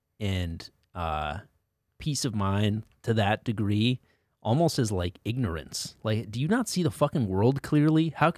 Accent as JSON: {"language": "English", "region": "Connecticut", "country": "United States", "tie": "born or raised there", "said": "Like I grew up in Connecticut as well."}